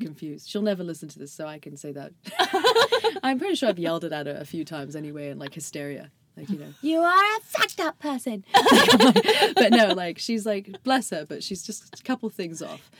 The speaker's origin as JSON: {"language": "English", "area": "seaside town on the English Channel", "region": "Southern England", "country": "United Kingdom", "moved": "yes", "said": "I'm actually from Southern England."}